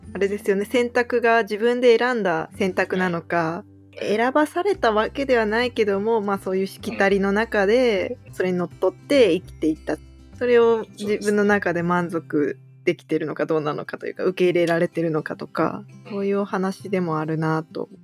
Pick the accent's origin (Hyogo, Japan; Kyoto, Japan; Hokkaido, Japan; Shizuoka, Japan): Shizuoka, Japan; moved away; also born or lived in Tokyo; 地元がやっぱり静岡なので